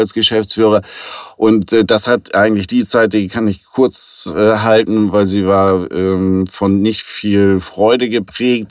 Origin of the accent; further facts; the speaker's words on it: Hamburg, Germany; Ich komme aus Hamburg und bin hier gebürtig in der dritten Generation tatsächlich, also echter Hamburger